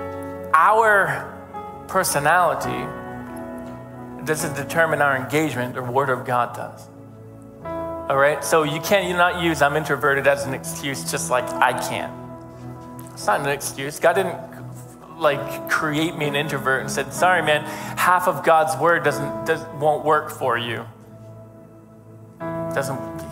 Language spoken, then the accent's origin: English; Northeastern United States, United States; as American Northeastern Yankees